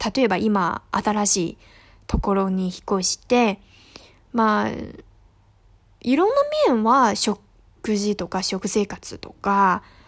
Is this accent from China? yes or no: yes; northern China, China; Japanese is a second language; moved away as an adult; now in Hangzhou, China; 生まれも育ちも全部北の方なんですけど